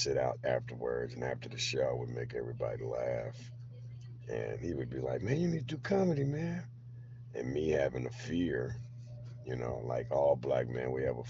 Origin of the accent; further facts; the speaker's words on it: Berkeley, California, United States; moved away as an adult; also born or lived in Puerto Rico; now in Sacramento, United States; I was raised in Berkeley, California.